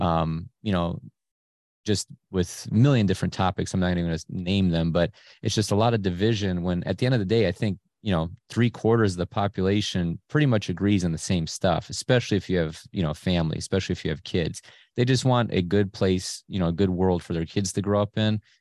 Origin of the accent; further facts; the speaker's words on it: Cleveland, Ohio, United States; I was born in Cleveland proper, you know, in the hood